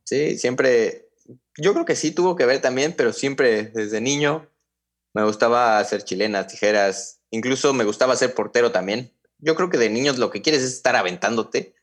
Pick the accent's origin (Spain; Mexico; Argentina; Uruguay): Mexico; Mexico City; also born or lived in Hidalgo, Mexico; nos mudamos a, la Ciudad de México y ahí fue que empecé ya en América, a los 7 años